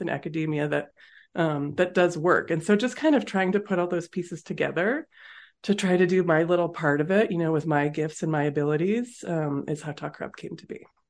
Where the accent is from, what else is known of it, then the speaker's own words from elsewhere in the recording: Massachusetts, United States; moved away as an adult; also born or lived in California; now in Colorado, United States; I grew up in Massachusetts